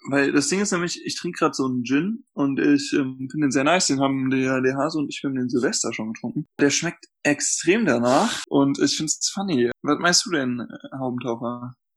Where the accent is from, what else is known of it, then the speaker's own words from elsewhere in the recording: North Rhine-Westphalia, Germany; ich komme halt aus NRW und da wird das sehr viel getrunken